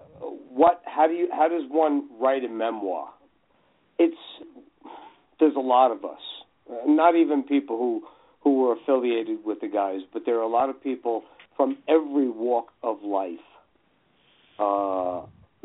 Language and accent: English; Hudson County, New Jersey, United States; also born or lived in Los Angeles; I was born and raised right outside of New York in Hudson County, New Jersey